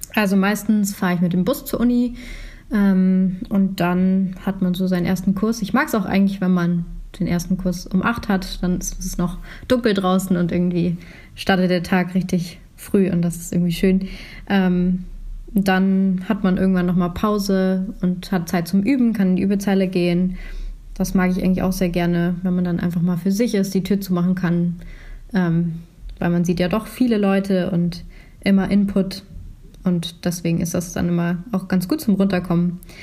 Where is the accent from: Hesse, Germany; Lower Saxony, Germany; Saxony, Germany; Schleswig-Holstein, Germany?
Schleswig-Holstein, Germany; ich komme aus Schleswig-Holstein